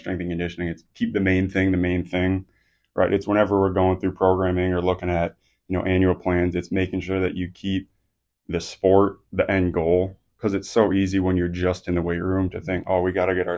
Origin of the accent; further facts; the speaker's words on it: Midwest, United States; moved away as an adult; also born or lived in Colorado Springs; now in Emory, Virginia, United States; My wife and I grew up in the Midwest. We spent the first 28 years of our lives living in the Midwest